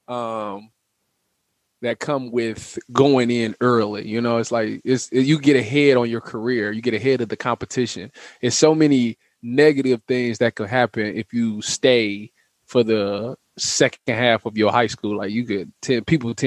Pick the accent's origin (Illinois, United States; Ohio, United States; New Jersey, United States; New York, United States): Ohio, United States; growing up in Ohio